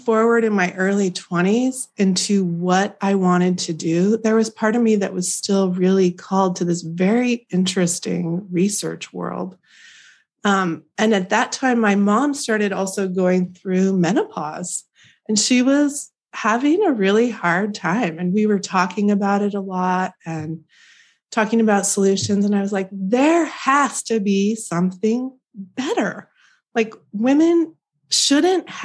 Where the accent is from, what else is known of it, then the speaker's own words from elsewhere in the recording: Oregon, United States; also born or lived in California; I grew up in the mountains of Oregon